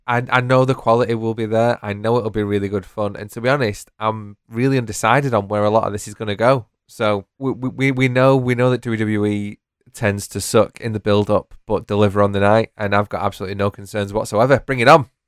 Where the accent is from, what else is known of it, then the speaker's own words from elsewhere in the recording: United Kingdom; We are British